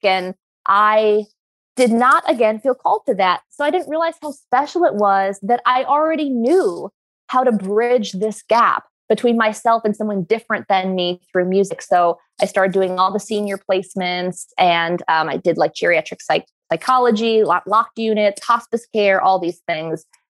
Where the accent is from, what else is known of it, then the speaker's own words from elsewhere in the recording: New York, United States; I come from where I grew up in New York